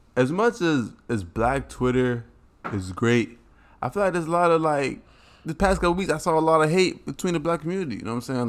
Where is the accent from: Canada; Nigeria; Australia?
Nigeria; I'm proud of being Nigerian